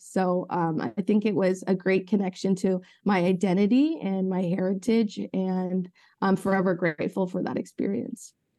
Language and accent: English; Ventura County, California, United States; I grew up in Ventura County